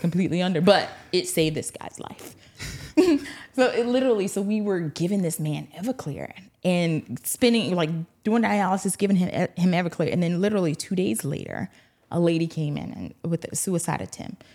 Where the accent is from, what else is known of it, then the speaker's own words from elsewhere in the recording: Eutawville, South Carolina, United States; moved away as an adult; also born or lived in Augusta, Georgia; now in Louisiana, United States; born and reared in a small town called Utahville, E U T